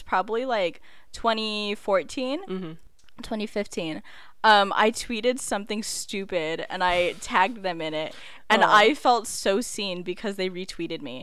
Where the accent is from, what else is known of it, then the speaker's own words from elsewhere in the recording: United States; also born or lived in Philippines (ancestry); we're American